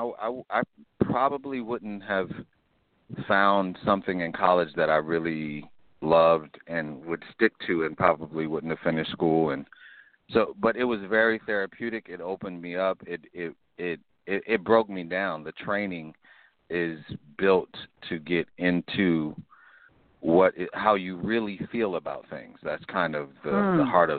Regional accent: Chicago, Illinois, United States; also born or lived in Los Angeles; I'm from Chicago. I grew up on the south side of Chicago

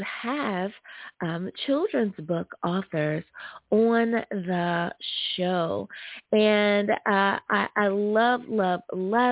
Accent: United States; my home country. Thank you, US

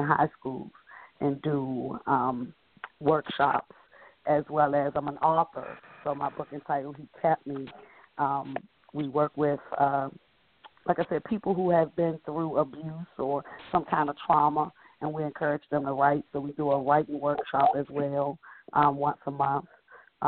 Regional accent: Washington, District of Columbia, United States; growing up in Southeast D.C., number 8 of 9 children

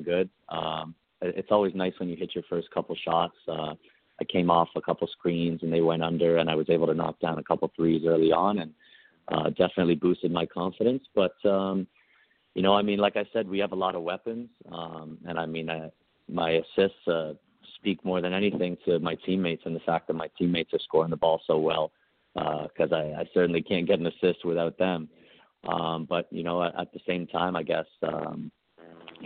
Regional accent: Canada; also born or lived in United States; I get to live in Canada as I'm Canadian

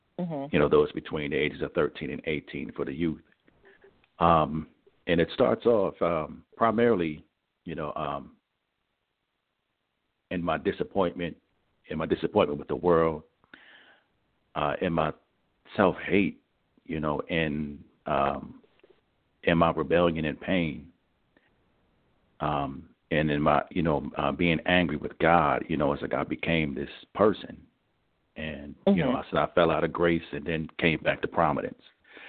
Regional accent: Richmond, Virginia, United States; And again … I'm from Richmond, Virginia

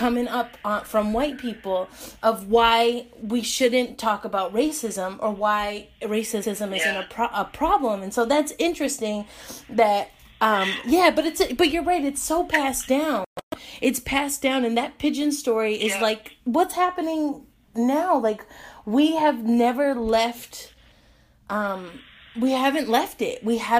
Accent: Los Angeles, California, United States; even though I'm from

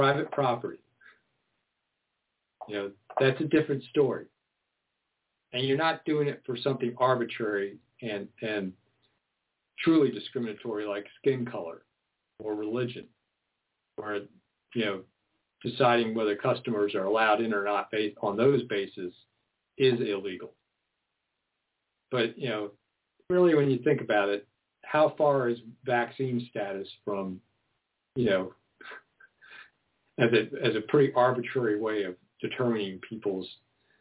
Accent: Maryland suburbs of D.C., United States; growing up in the Maryland suburbs of D.C.

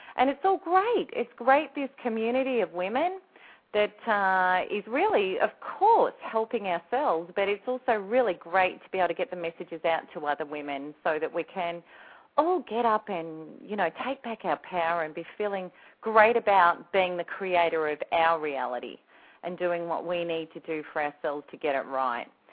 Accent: Australia; the only Aussie on the Snap Out of It network

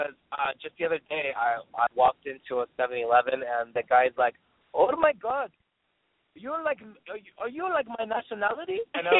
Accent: Stockton, California, United States; I grew up in Stockton, California, a little small town, but I love it.

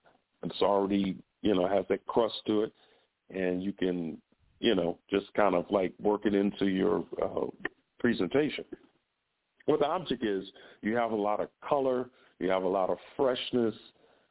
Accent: Chicago, Illinois, United States; the neighborhood I grew up in Chicago was around it was a Greek influence

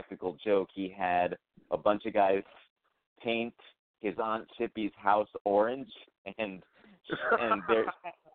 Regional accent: New Haven, Connecticut, United States; also born or lived in Brooklyn; my hometown of New Haven, Connecticut

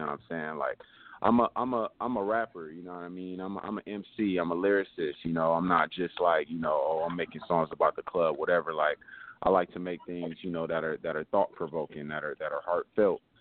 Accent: Los Angeles, California, United States; Man, I'm calling from uh man, I'm from Leimert Park, man, you know what I'm saying? From Leimert

